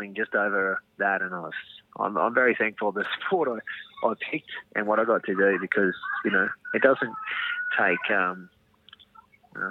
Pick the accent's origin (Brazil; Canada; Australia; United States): Australia; Coolangatta, Queensland; born or raised there; also born or lived in Nambour